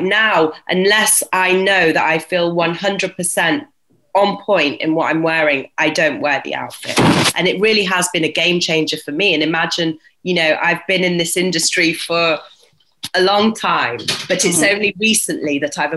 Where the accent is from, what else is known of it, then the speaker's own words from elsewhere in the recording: Yorkshire and the Humber, United Kingdom; growing up in Yorkshire was, and seeing my dad as an entrepreneur was very inspiring